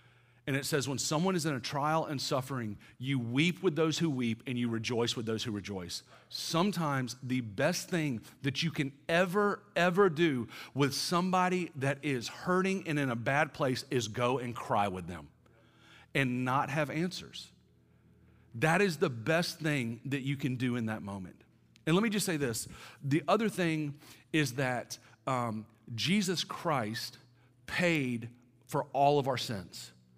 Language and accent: English; the South, United States; now in Atlanta, United States; I'm from the South, right? I don't know what y'all consider DC, but I'm like deep South.